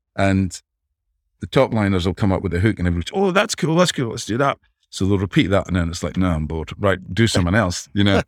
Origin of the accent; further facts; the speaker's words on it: Dundee, Scotland, United Kingdom; moved away as an adult; also born or lived in Los Angeles; I grew up in Dundee, Scotland, just where I am now